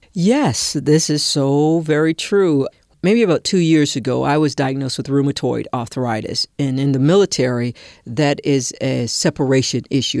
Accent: South Carolina, United States; I was born in South Carolina, and I lived in a community called the Holy Woods

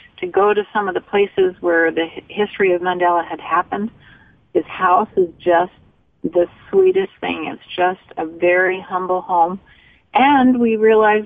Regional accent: United States; we're from the United States

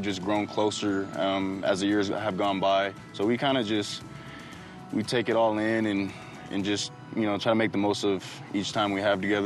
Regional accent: California, United States; now in Utah, United States; I grew up in California

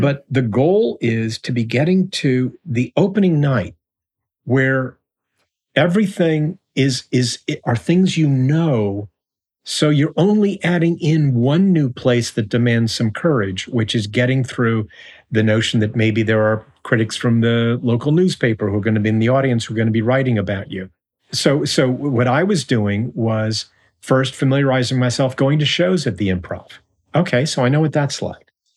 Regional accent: Tucson, Arizona, United States; moved away as an adult; also born or lived in Kansas City, Missouri / New York; now in Los Angeles, United States; I was born in Kansas City, Missouri, and we moved to Arizona

